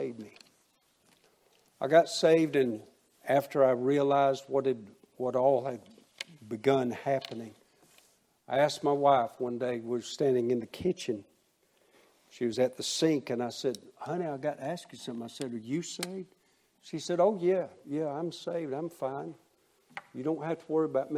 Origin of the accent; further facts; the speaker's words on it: Waycross, Georgia, United States; My hometown of Waycross, Georgia.